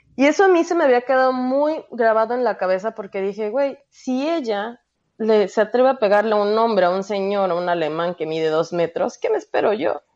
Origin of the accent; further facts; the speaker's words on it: Mexico; moved away as an adult; como mexicana